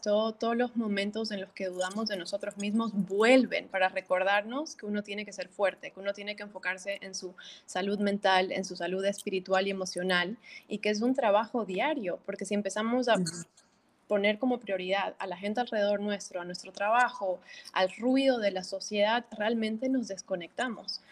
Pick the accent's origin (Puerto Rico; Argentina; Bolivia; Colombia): Bolivia; moved away as an adult; now in Miami, United States; soy boliviana, nací, me crié en, Bolivia hasta mis 18 años y luego salí para estudiar a Estados Unidos y yo viviendo en Miami ya casi 14 años.